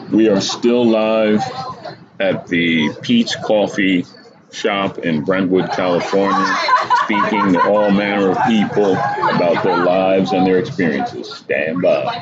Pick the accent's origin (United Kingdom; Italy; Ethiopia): Ethiopia; moved away; I'm from Africa, Ethiopia.